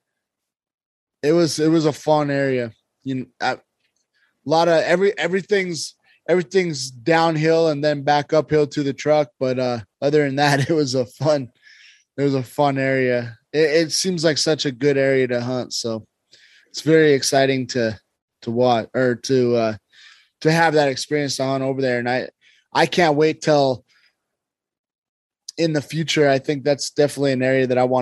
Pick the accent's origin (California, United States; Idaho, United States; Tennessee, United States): Idaho, United States; where we grew up in Idaho